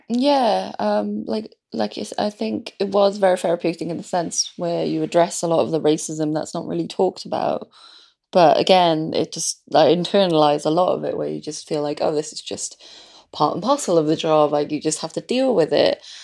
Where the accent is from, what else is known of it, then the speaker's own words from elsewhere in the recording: Wales, United Kingdom; I was born in Wales